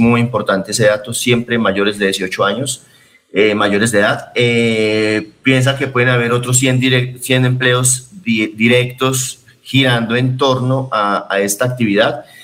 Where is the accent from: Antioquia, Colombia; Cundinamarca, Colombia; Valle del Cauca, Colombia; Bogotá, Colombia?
Antioquia, Colombia; Medellín; yo soy de Medellín